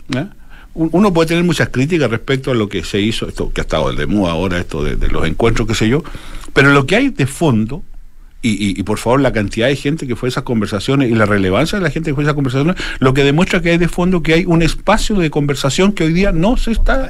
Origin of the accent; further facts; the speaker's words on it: Chile; yo soy más chileno